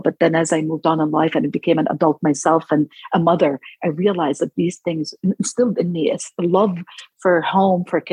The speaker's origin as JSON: {"language": "English", "country": "Palestine", "tie": "born or raised there", "also_born_or_lived": "Jerusalem / Aram", "first_language": "Arabic", "second_language": "English", "moved": "yes", "said": "me as a Palestinian who was born and raised in Palestine"}